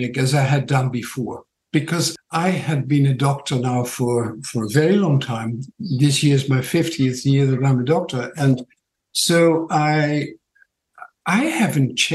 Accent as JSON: {"language": "English", "country": "Netherlands", "accent": "Dutch", "second_language": "English", "moved": "as an adult", "lives_now": "Tauranga, New Zealand", "said": "My funny accent is from Holland"}